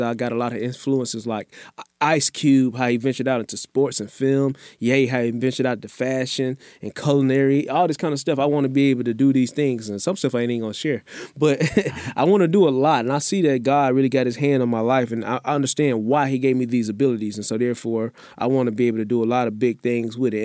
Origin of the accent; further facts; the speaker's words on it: Memphis, Tennessee, United States; now in Houston, United States; growing up in Memphis